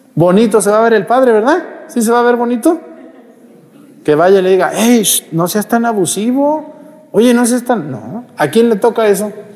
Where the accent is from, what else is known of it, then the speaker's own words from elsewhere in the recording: Mexticacán, Jalisco, Mexico; moved away; allá en mi pueblo, Mesticacán